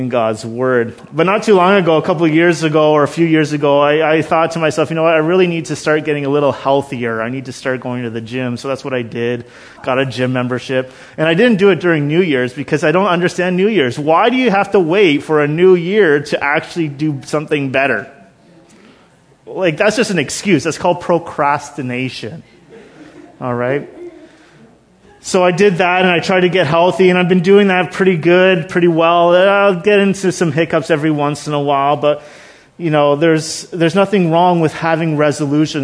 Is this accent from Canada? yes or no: yes; Canada; we're Canadian